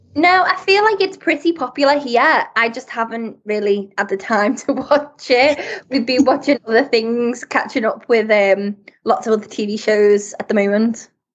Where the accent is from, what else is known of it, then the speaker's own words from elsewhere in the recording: Liverpool, North West England, United Kingdom; moved away as an adult; also born or lived in Birmingham; I'm originally from Liverpool, so more up north.